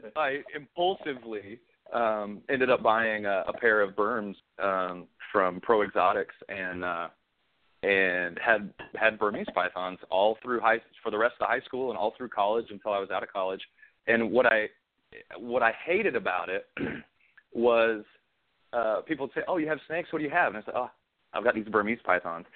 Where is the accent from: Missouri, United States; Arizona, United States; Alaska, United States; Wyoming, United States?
Wyoming, United States; moved away as an adult; also born or lived in Montana / Kansas / Charleston; I grew up in I grew up in Wyoming most of my life